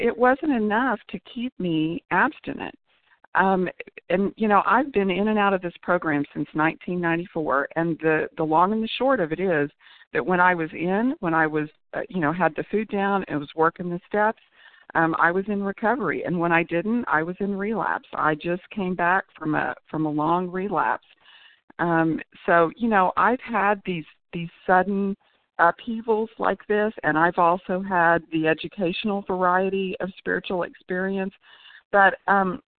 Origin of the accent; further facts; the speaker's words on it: Tulsa, Oklahoma, United States; I'm from Oklahoma